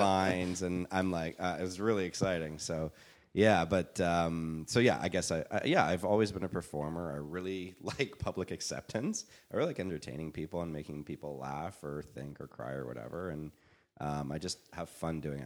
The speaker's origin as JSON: {"language": "English", "country": "Canada", "moved": "as an adult", "lives_now": "Los Angeles, United States", "said": "I'm Canadian"}